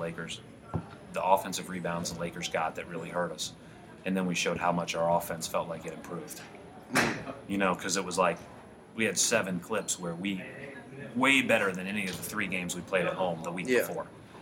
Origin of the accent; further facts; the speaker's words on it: Indiana, United States; I was born in Indiana